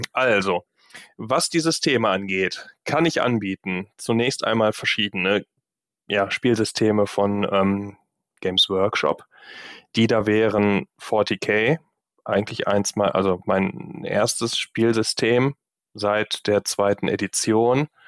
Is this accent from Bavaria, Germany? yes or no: no; Gladbeck, North Rhine-Westphalia, Germany; now in Düsseldorf, Germany; Düsseldorf sitze, auch gar nicht alles, was ich habe, hier ist, sondern auch noch in Gladbeck, in meiner Heimatstadt.